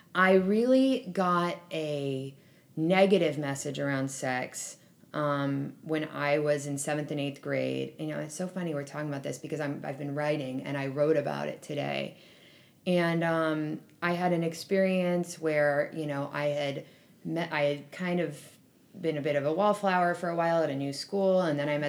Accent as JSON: {"language": "English", "town": "Berkeley", "region": "California", "country": "United States", "tie": "born or raised there", "said": "I grew up in Berkeley"}